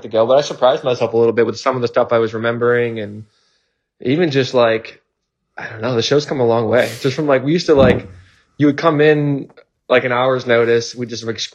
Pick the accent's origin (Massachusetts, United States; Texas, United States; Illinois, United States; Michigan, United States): Massachusetts, United States; Boston; I'm from Boston